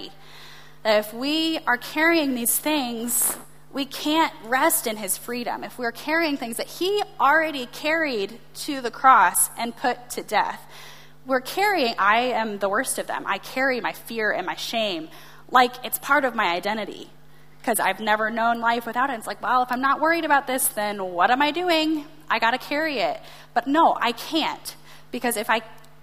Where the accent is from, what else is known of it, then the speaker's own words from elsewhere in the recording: United States; as an American